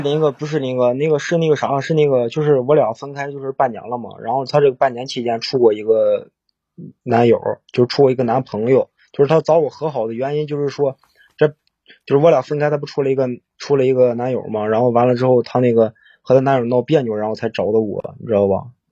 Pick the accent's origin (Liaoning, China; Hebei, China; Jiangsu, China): Hebei, China; Cangzhou; 我是沧州的